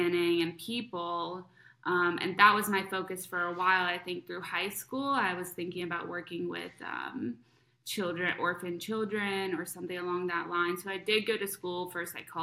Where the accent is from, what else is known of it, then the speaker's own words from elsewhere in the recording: Cincinnati, Ohio, United States; moved away; I grew up in Cincinnati, Ohio